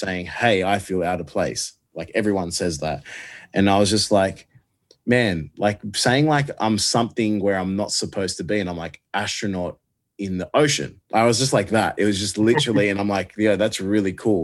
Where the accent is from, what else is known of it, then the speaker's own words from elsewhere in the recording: Australia; I love being Australian